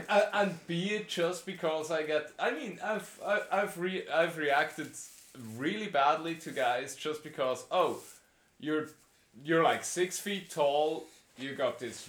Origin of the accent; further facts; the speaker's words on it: Switzerland; I grew up in Switzerland